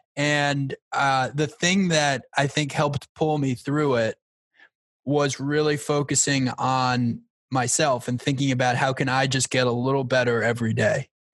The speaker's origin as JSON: {"language": "English", "area": "Long Island", "region": "New York", "country": "United States", "tie": "born or raised there", "said": "I grew up on Long Island"}